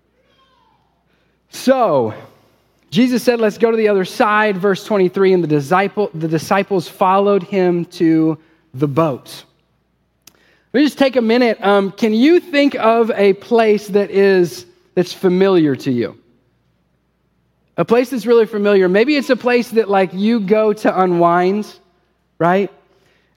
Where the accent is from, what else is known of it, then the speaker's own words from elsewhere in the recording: Ohio, United States; moved away; also born or lived in Holston River area (Tennessee/Virginia); I'm originally from Ohio, grew up fishing. We moved here.